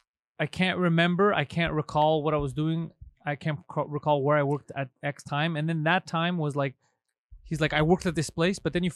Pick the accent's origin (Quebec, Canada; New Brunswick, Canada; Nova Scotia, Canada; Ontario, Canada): Quebec, Canada; Montreal; I'm from Montreal, bro. Brothels are part of life.